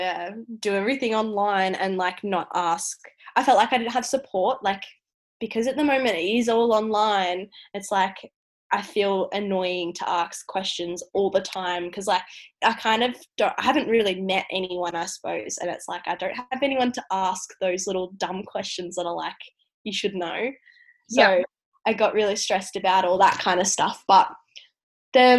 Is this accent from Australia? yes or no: yes; Tasmania, Australia; moved away; I'm from Tassie